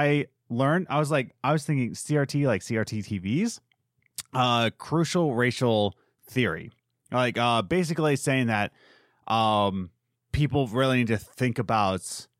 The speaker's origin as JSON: {"language": "English", "region": "East Coast", "country": "United States", "said": "I'm from the East Coast. I'm going Eastern medicine, whatever, East for life, gang up."}